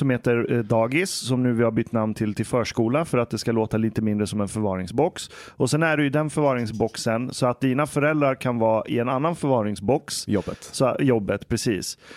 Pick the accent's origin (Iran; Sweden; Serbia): Iran; okej, okay, jag kommer från Iran.